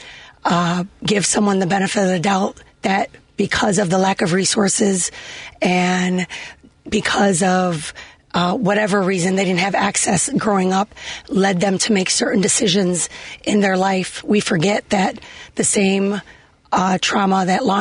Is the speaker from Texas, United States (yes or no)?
no; Chicago, Illinois, United States; growing up in Humboldt Park, we would go have our picnics there